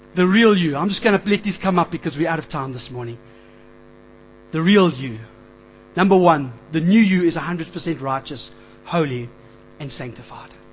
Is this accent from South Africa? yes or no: yes; Springs, Gauteng, South Africa; I grew up in Springs.